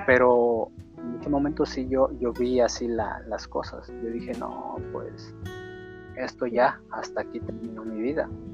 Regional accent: Guerrero, Mexico; soy del estado de Guerrero

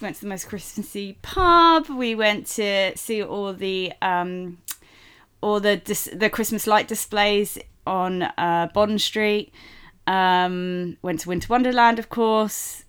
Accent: United Kingdom; we are British, so, uh, but we're actually not from London

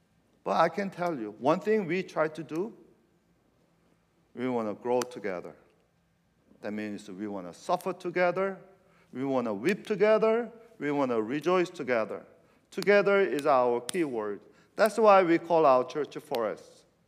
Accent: California, United States; I'm from California, and I like the redwood forest.

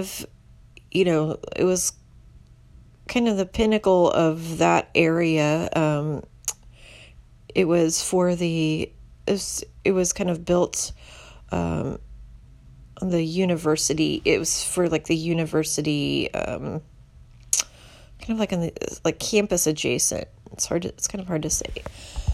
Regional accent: Indianapolis, Indiana, United States; now in Houston, United States; This involves the neighborhood that I grew up in Indiana, called Irvington. Before I moved to Houston, I lived in Indianapolis.

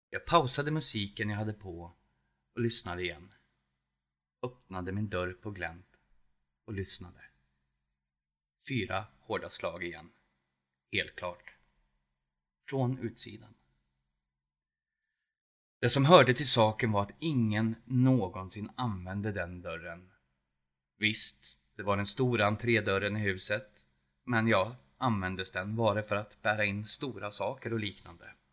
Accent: Edsvalla, Värmland, Sweden; also born or lived in Södertälje; now in Edsvalla, Sweden; Värmland, ja. Det är där jag kommer ifrån och där jag bor. Det kunde ni kanske inte ana på min röst, men eh, det kan bero på att några år bodde jag i Södertälje

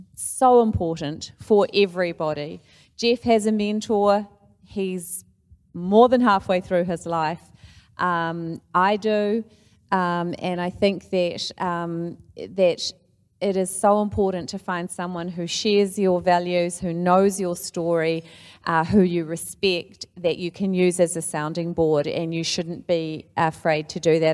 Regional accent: New Zealand; as a New Zealander

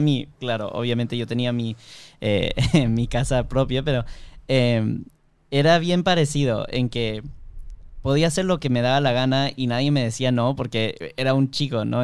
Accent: Miami, Florida, United States; yo nací en Miami, obviamente allá solamente se habla en inglés en el, en el colegio, pero eh, todo el mundo en Miami habla en español

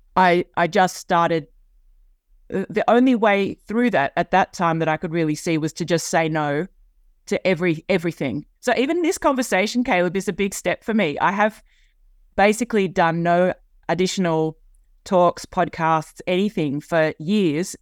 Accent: Sydney, New South Wales, Australia; it's my hometown. I've grown up, uh, here on the east coast of Australia.

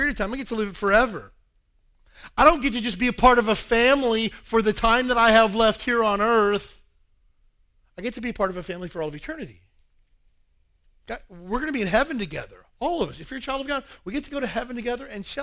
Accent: the South, United States; moved away; I'm originally from the South

